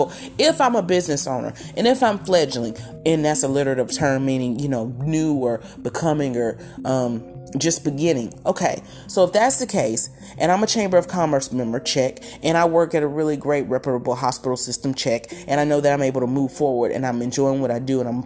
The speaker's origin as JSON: {"language": "English", "region": "southern Mississippi", "country": "United States", "tie": "born or raised there", "said": "this is my hometown area, but in the middle of the deep south of southern Mississippi"}